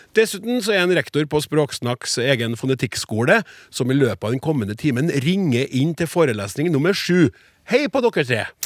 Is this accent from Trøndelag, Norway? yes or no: yes; Trøndelag, Norway; Jeg får lyst som trønder til å si hæ